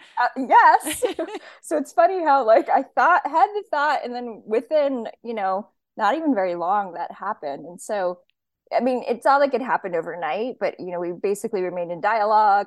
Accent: Hawaii, United States; moved away; I grew up in Hawaii. I was born and raised there

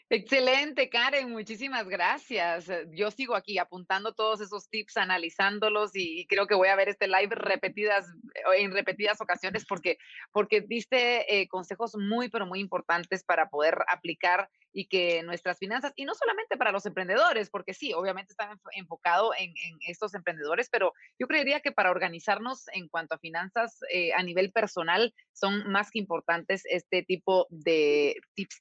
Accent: Guatemala; los guatemaltecos

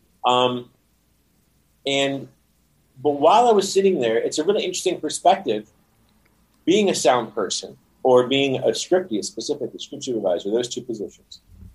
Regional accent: Rhode Island, United States; I am from Rhode Island.

